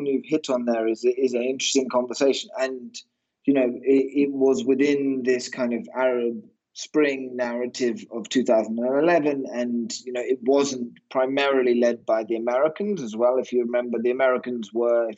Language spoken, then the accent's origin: English; United Kingdom; I'm obviously British